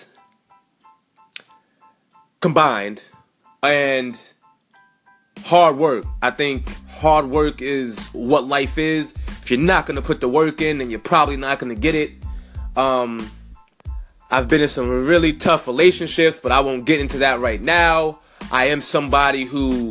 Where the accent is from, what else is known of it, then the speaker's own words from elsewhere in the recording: New York City, New York, United States; I was born in Brooklyn, 1994